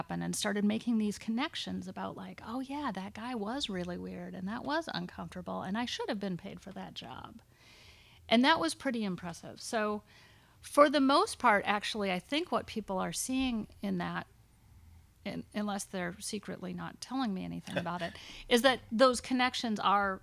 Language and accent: English; United States; a woman growing up in America